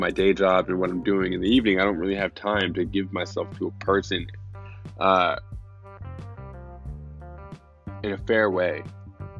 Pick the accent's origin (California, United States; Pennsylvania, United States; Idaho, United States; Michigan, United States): California, United States; San Luis Obispo; now in Los Angeles, United States; my hometown, San Luis Obispo